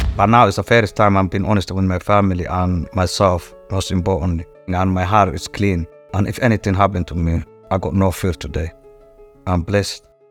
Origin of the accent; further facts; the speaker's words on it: Djibouti; moved away; I was born in East Africa, in Djibouti, and I was born in Noma, which is, like, cowboy or gypsies